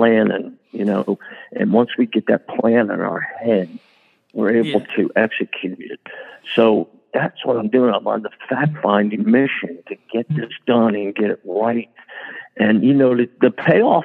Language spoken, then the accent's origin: English; Fairfield, New Jersey, United States; also born or lived in Newark, New Jersey / Bloomfield, New Jersey; I was born in Newark. We moved to Bloomfield. Then we settled in Fairfield